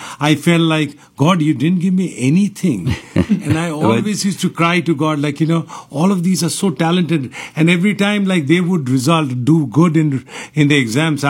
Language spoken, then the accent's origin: English; Kolkata, West Bengal, India; now in Houston, United States; So I was born in Kolkata. Kolkata, okay. Yeah, all my life I was in Kolkata out there. Like, you know, I went to St. Joseph's and Xavier's.